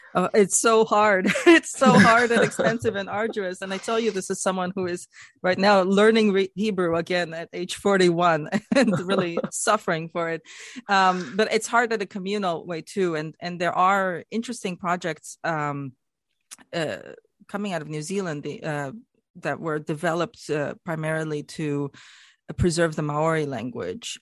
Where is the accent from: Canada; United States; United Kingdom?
Canada; as a Canadian myself